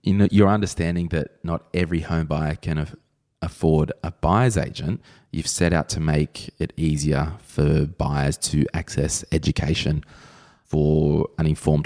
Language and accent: English; New South Wales, Australia; And I'm from New South Wales